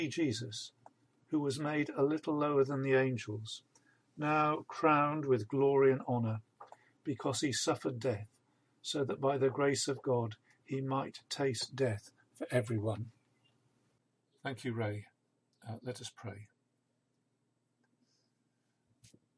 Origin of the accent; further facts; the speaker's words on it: Isle of Wight, South East England, United Kingdom; I grew up on the Isle of Wight